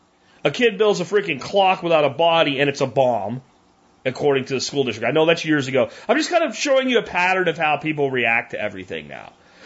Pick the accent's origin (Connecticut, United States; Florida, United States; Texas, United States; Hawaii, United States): Florida, United States; Jacksonville; I grew up in Jacksonville, Florida for a part of my childhood.